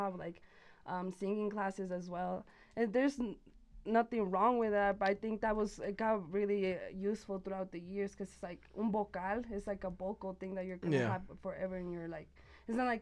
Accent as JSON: {"language": "English", "town": "Santa Fe", "region": "New Mexico", "country": "United States", "tie": "born or raised there", "also_born_or_lived": "Las Cruces, New Mexico", "said": "I was born in Las Cruces, Nuevo Mexico, and then raised here in Santa Fe pretty much my whole entire life"}